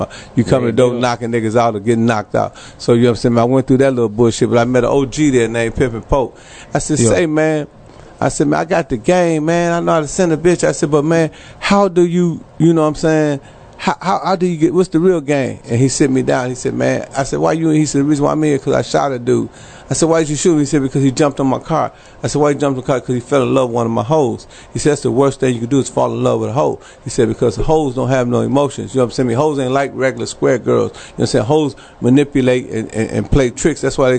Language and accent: English; Chicago, Illinois, United States; Of course, you know, I'm from Chicago, so I'm from a city of gangsters, you know what I'm saying? So we all, you know, we grow up bad, you know what I'm saying? Nobody good where I'm from